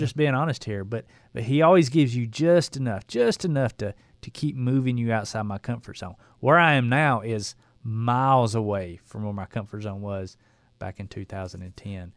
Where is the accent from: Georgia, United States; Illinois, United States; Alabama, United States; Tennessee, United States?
Georgia, United States; Dalton; I was a builder from Dalton, Georgia